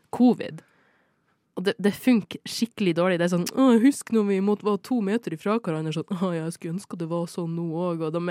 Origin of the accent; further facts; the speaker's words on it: Norway; Jeg er norsk.